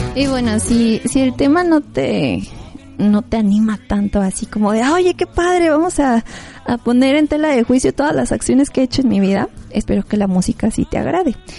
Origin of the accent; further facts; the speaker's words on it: Mexico; Como mexicanos realmente es parte de nuestra historia